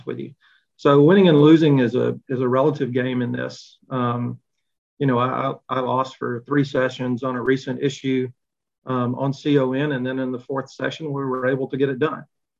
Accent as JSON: {"language": "English", "town": "Montgomery", "region": "Alabama", "country": "United States", "tie": "born or raised there", "said": "I grew up in Montgomery, Alabama, in the 60s and 70s"}